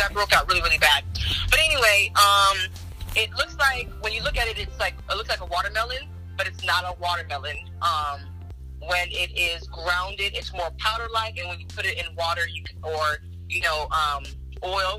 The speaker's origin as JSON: {"language": "English", "country": "United States", "tie": "born or raised there", "said": "I'm Nigerian American, so I'm born here. My parents are Nigerian"}